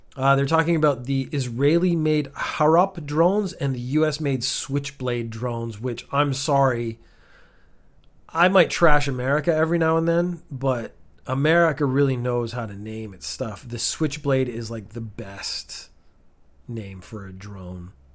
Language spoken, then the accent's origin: English; Canada; moved away as an adult; also born or lived in Northern Ireland, United Kingdom; now in Japan; I was born in the United Kingdom, went to Canada when I was a baby. That's why I don't sound British or Northern Irish in this case. Grew up in Canada.